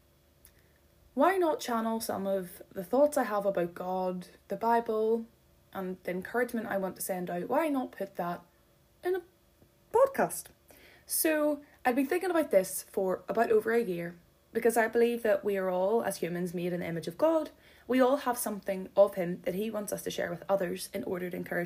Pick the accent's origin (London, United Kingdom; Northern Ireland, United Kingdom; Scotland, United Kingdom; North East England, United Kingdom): Northern Ireland, United Kingdom; Donaghadee; moved away as an adult; now in Belfast, United Kingdom; right now we are living in the centre of Belfast. However, I am from Donaghadee, and boy, do I miss the sea and the lighthouse